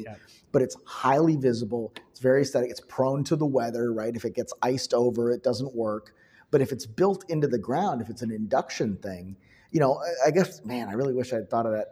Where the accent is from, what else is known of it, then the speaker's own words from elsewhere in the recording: Chicago, Illinois, United States; I'm from Chicago